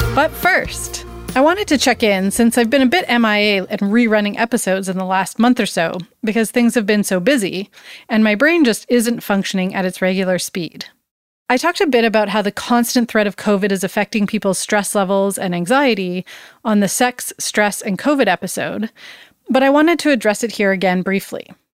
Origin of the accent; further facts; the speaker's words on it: Surrey, British Columbia, Canada; Back in the 90s, as a teen growing up in Surrey, BC, which is a suburb of Vancouver